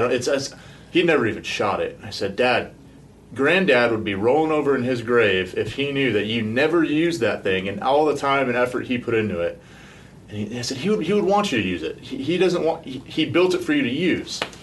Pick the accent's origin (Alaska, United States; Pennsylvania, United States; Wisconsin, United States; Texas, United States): Alaska, United States; I grew up in Alaska